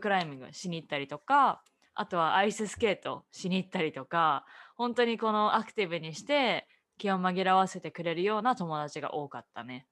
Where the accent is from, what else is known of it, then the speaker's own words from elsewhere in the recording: Japan; moved away as an adult; also born or lived in Canada / United States; now in Boston, United States; 純ジャパ